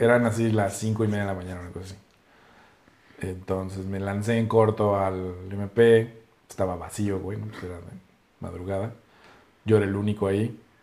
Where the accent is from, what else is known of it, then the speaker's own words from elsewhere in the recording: Mexico City, Mexico; nosotros somos de aquí, del DF y de la Ciudad de México